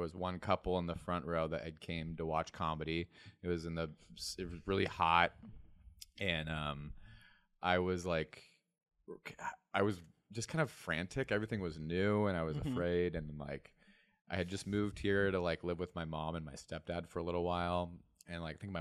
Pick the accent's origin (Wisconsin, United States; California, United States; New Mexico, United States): California, United States; Humboldt; moved away as an adult; also born or lived in Portland; would start college that summer in my hometown again. Just my, at Humboldt State